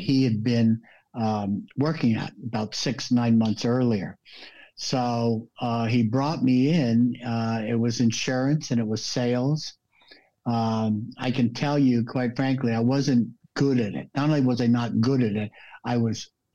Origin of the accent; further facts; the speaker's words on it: Los Angeles, California, United States; moved away as an adult; also born or lived in New York; now in Florida, United States; When I was 8 years old, we moved out to LA. And, I would say LA is my home